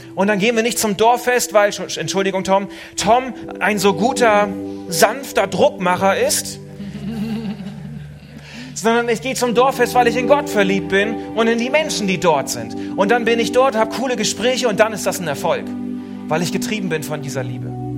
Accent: Suurhusen, Lower Saxony, Germany; moved away; also born or lived in Switzerland; in meiner Heimat, in Surhusen in Ostfriesland

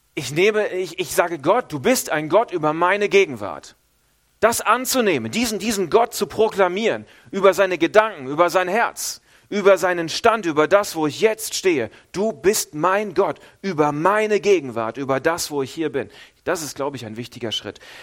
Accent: Northern Germany, Germany; now in Switzerland; ich als Norddeutscher

